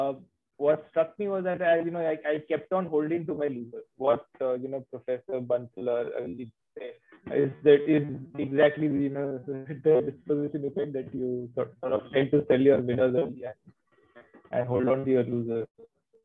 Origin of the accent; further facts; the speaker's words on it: Kolkata, West Bengal, India; I'm actually from Calcutta. So I studied in Calcutta and I did my articleship in Calcutta.